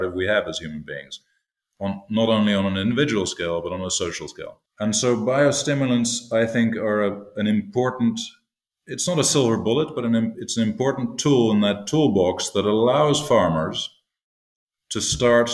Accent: Toronto, Ontario, Canada; I grew up in Toronto, but we had a place outside where my parents still live in Ontario.

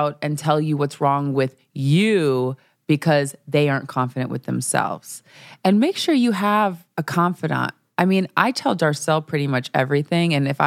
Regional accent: Nebraska, United States; I'm from Nebraska

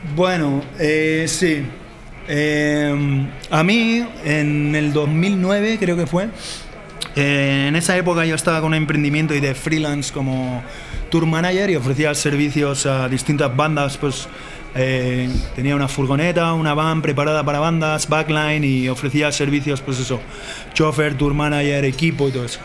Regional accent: Basque Country, Spain; moved away; como buen vasco

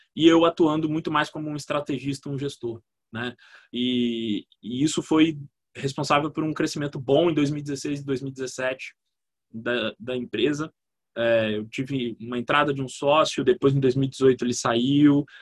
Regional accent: Vitória, Espírito Santo, Brazil; Sou de Vitória

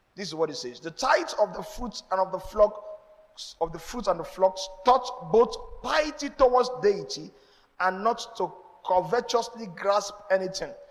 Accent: Nigeria; I'm Nigerian, I'm not Jewish

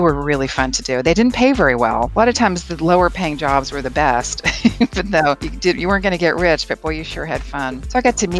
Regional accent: Asheville, North Carolina, United States; moved away as an adult; also born or lived in Chattanooga, Tennessee / Los Angeles, California; now in Arizona, United States; I grew up in Asheville in the mountains of North Carolina

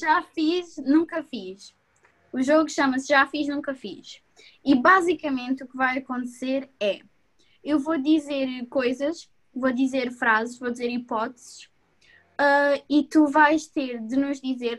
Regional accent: Algarve, Portugal; sou do Algarve

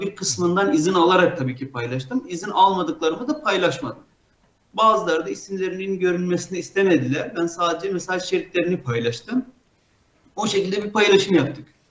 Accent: Mardin, Turkey; Mardinliyim, İstanbul Üniversitesi Hukuk Fakültesi mezunuyum

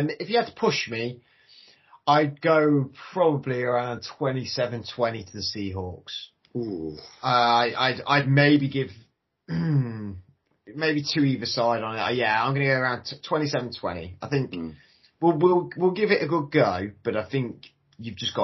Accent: Leicester, East Midlands, United Kingdom; now in London, United Kingdom; though I'm from Leicester, I live in London now

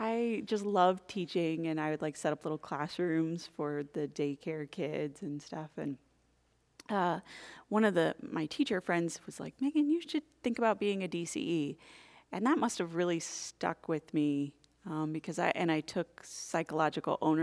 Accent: Phoenix, Arizona, United States; now in Nebraska, United States; I grew up primarily in Phoenix, Arizona, originally born in Nebraska, but I didn't live here very long

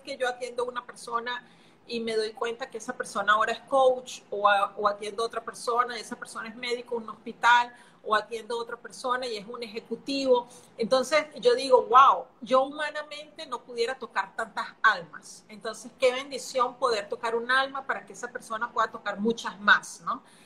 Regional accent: Venezuela; moved away as an adult; also born or lived in Brazil / Singapore; now in Panama; soy venezolana, hace casi 13 años que salí de Venezuela, me fui a vivir a Brasil, después de Brasil me fui a vivir a Singapur, después volví a Brasil, de Brasil en Panamá

